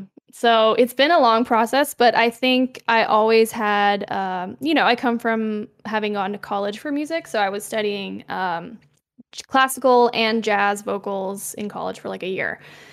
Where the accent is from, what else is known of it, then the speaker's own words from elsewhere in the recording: Quebec, Canada; I'm from Quebec, like … You know, gotta do some representing my home province.